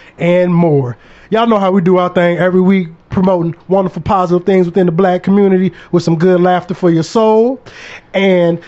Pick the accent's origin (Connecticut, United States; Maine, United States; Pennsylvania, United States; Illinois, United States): Illinois, United States; Aurora; now in St. Louis, United States; I am from Aurora, Illinois, about 45 minutes from Chicago